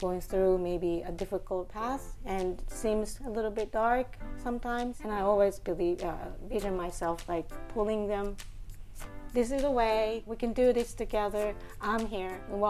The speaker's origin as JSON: {"language": "English", "town": "Inami", "region": "Hyogo", "country": "Japan", "tie": "born or raised there", "second_language": "English", "moved": "yes", "lives_now": "Tokyo, Japan", "said": "I was born in Hyogo Prefecture."}